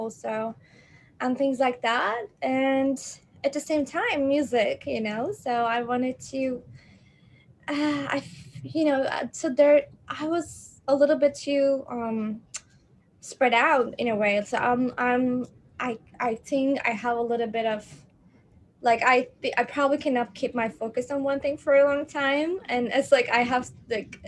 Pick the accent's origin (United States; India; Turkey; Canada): Turkey; it wasn't very supportive environment the way I was born in Turkey